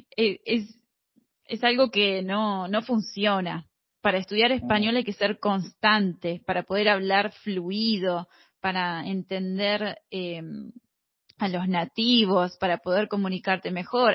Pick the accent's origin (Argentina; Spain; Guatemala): Argentina; Mar del Plata, Buenos Aires Province; accent: rioplatense; yo soy de Mar del Plata, Argentina